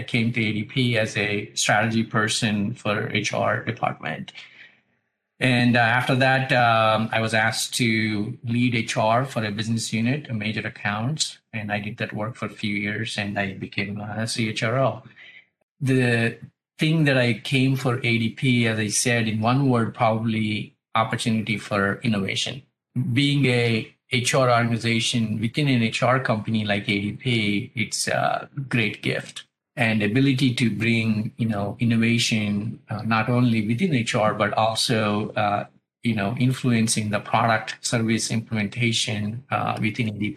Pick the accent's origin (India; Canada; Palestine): India; moved away as an adult; now in United States; I grew up in India and moved to US in 94